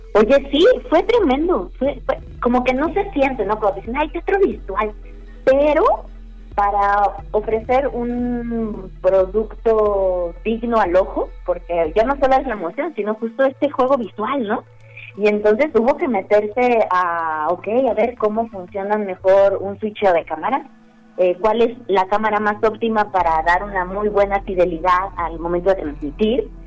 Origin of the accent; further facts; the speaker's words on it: Mexico; now in Mexico City, Mexico; yo no soy, yo no nací en Ciudad de México